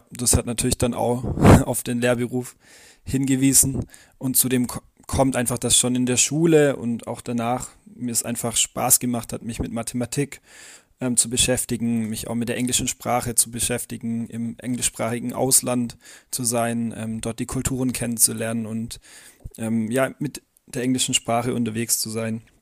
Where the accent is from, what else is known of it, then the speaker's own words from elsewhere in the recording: Calw, Baden-Württemberg, Germany; accent: Swabian; now in Mühlacker, Germany; wie man meinem Dialekt wahrscheinlich auch entnehmen wird, bin ich Schwabe, komme ursprünglich aus der Nähe von Kalf bin jetzt aber seit ungefähr 20 Jahren in Mühlack und Umgebung wohnhaft.